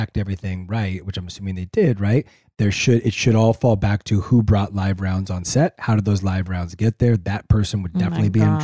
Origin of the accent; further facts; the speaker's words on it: La Puente, California, United States; I'm from La Puente.